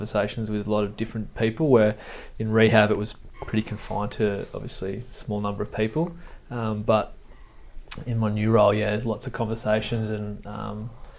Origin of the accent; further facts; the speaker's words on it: Tweed Heads, New South Wales, Australia; also born or lived in Gold Coast; I'm a Gold Coaster. I grew up in Tweed.